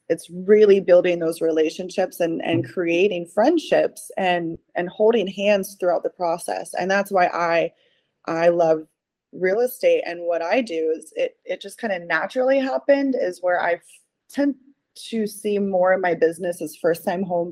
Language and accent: English; Ohio, United States; moved away as an adult; now in Florida, United States; I am obviously originally from Ohio. I've been in Florida now for almost 11 years